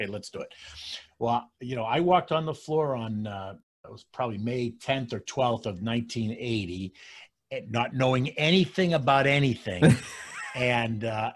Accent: Belmont, Massachusetts, United States; moved away as an adult; also born or lived in New York City, United States; now in Florida, United States; Born and brought up in a town outside of Boston called Belmont.

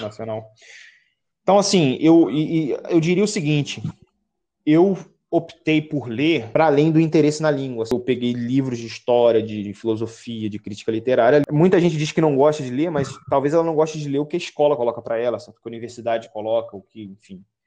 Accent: Baixada Fluminense, Rio de Janeiro, Brazil; Eu sou do Rio de Janeiro, certo, da Baixada Fluminense

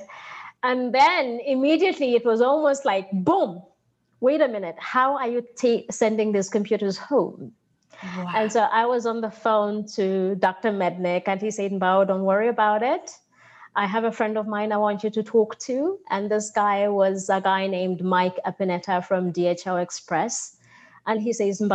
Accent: Zambia; now in United States; my home country

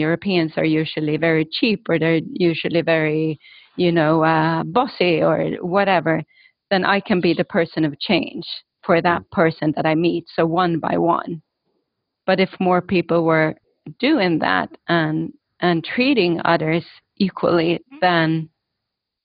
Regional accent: Stockholm, Stockholm County, Sweden; moved away; I grew up in Stockholm. My parents were refugees, but from Estonia.

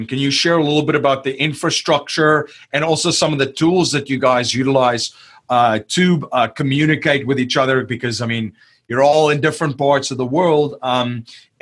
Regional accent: South Africa; moved away; I'm originally from South Africa

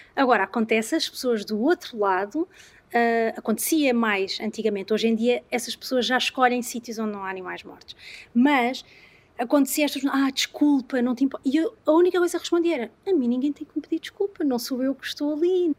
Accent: Algarve, Portugal; eu sou algarvia

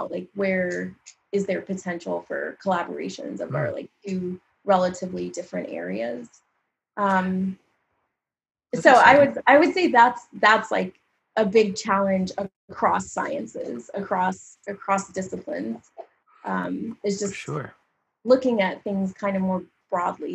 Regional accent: Littleton, Colorado, United States; accent: Colorado accent; moved away; also born or lived in Louisiana; I grew up mostly in Littleton.

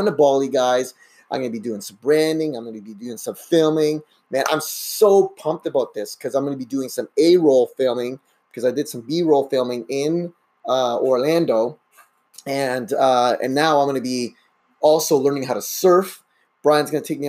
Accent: Canada; also born or lived in Brazil; I pretty much grew up in Canada

